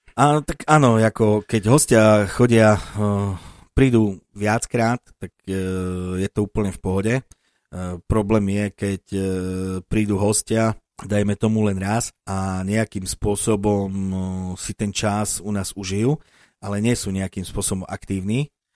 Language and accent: Slovak; Slovakia; som Slovák, pochádzajúci od Tatier